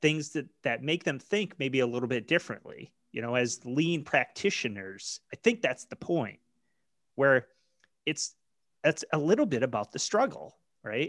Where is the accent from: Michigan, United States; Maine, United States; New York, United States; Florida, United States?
Maine, United States; I grew up in Maine